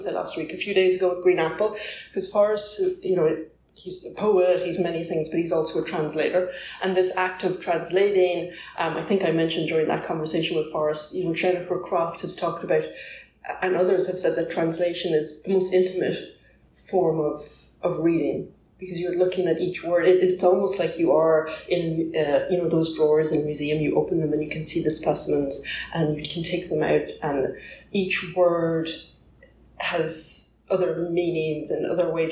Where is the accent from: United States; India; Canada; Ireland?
Ireland; I'm Irish